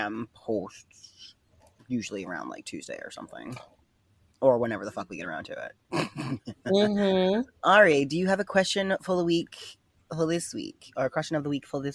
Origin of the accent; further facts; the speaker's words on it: New York City, New York, United States; I'm a New Yorker